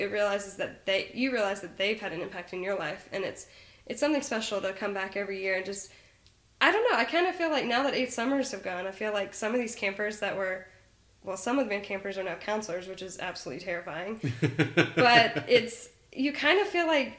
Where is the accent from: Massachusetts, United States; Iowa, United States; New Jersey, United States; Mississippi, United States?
Mississippi, United States; I'm from Mississippi